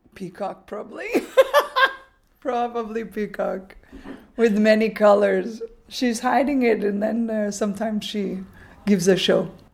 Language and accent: English; United States; moved away as an adult; now in Arambol, India; coming from the United States. That uh, I have a certain way of speaking English